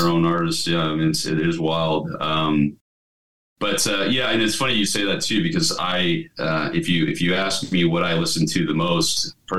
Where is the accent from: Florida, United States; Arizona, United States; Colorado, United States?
Colorado, United States; born there; also born or lived in Texas; I mean, of course, I was born in Colorado and we spent a lot of years in Texas.